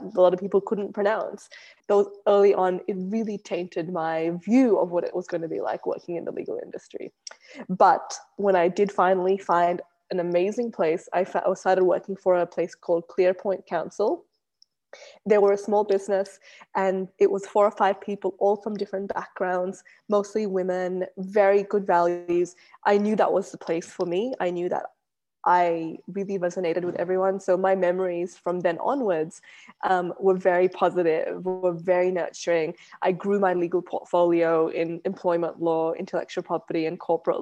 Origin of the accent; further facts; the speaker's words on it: Australia; growing up in Australia was very unique and different to how other people would have grown up in Australia.